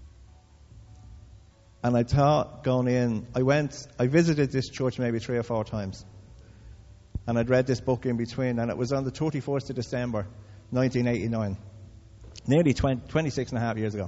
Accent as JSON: {"language": "English", "town": "Dublin", "region": "Leinster", "country": "Ireland", "said": "I come from Crumlin"}